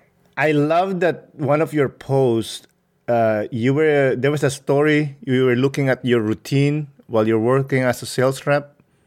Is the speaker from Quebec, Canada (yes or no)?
yes; Montreal, Quebec, Canada; because I'm from Montreal, right?